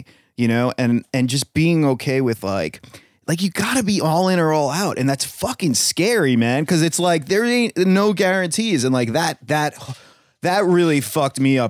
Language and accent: English; East Meadow, New York, United States; I grew up in East Meadow